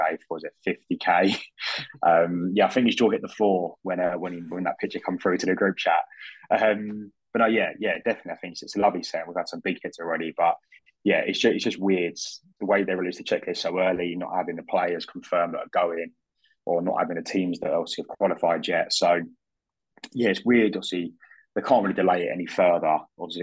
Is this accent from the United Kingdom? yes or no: yes; United Kingdom; being a Brit